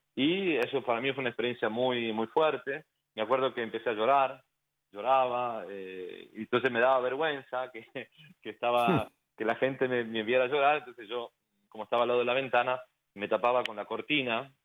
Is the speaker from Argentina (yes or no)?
yes; San Miguel de Tucumán, Tucumán, Argentina; now in Florida, United States; yo soy bien argentino, eh, nacido en una ciudad que se llama San Miguel, en Tucumán, San Miguel de Tucumán, al norte de Argentina